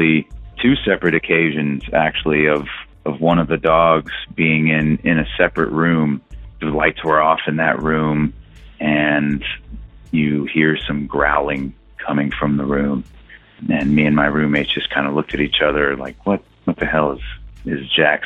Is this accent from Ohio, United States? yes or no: no; Texas, United States; I'm from Texas